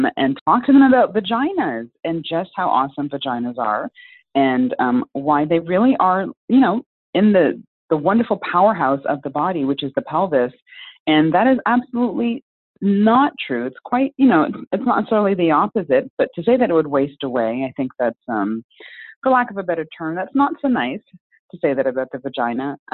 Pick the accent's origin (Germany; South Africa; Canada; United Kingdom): Canada; also born or lived in Jamaica (heritage); now in Chicago, United States; We have same first name, we have Jamaican heritage, we're Canadian